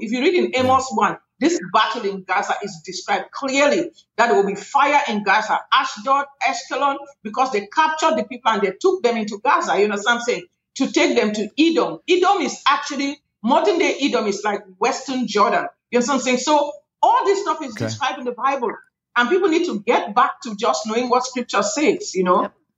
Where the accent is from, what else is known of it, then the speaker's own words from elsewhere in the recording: Cameroon; now in United States; I come from Cameroon, West Africa. That's where I am from originally. My country has had a civil war